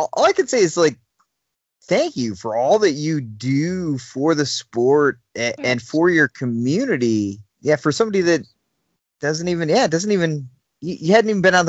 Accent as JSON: {"language": "English", "town": "Grayling", "region": "Michigan", "country": "United States", "said": "I'm from Grayling, the second leg of the Triple Crown."}